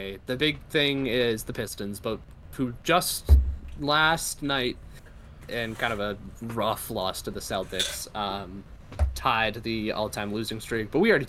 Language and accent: English; Canada; As much as I'd love to see Canada win as a Canadian